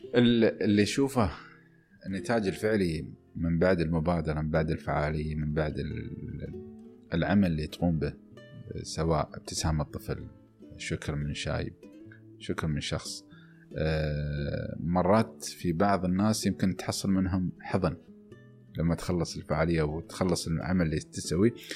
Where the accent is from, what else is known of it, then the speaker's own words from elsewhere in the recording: United Arab Emirates; نحن محظوظين في دولة مثل دولة الإمارات